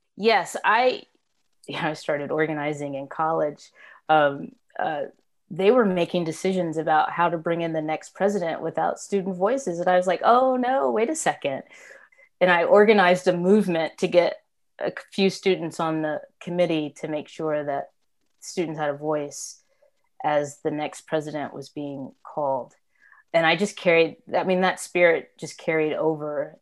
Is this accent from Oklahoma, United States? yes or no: yes; Tulsa, Oklahoma, United States; moved away as an adult; also born or lived in Atlanta, Georgia; now in Maryland, United States; I was born and raised in Oklahoma. That's where my family house still is